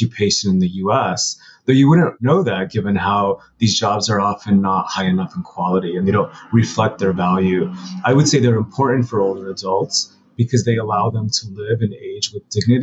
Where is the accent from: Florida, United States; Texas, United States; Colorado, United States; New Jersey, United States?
Colorado, United States; Pueblo; moved away as an adult; now in New York, United States; I'm from Southern Colorado. I'm from a city called Pueblo. And I moved to New York probably about 20 years ago and have stayed here since